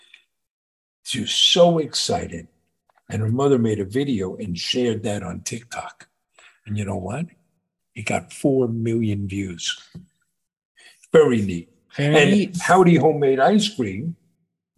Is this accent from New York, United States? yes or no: yes; New York, United States; we're growing up in New York